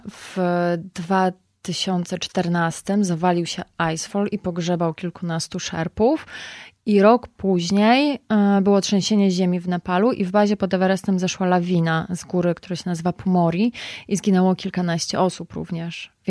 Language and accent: Polish; Poland; że jestem z Polski